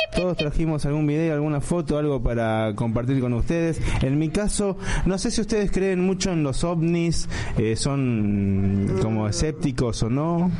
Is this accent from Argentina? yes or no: yes; Lomas de Zamora, Buenos Aires Province, Argentina; en Lomas de Zamora, donde yo nací